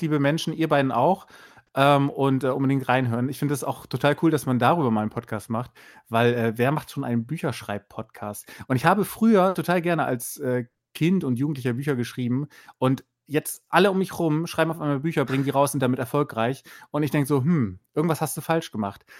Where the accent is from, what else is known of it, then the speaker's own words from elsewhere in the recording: Bremen, Germany; ich komme aus Bremen